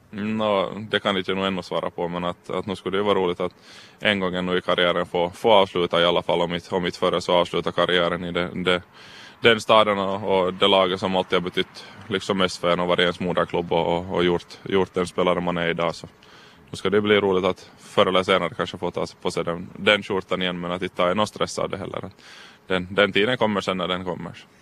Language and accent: Swedish; Karis, Uusimaa, Finland; vi trivs med familjen hemma och får bo hemma i Karis